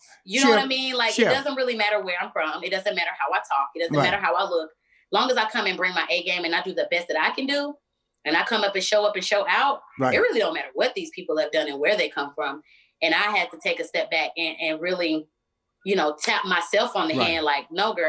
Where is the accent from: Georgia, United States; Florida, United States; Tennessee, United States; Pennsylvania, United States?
Pennsylvania, United States; Philadelphia; accent: country twang; So, you know, I talk a little different. I got a country twang. I'm from Philly, but Atlanta is all up inside of me.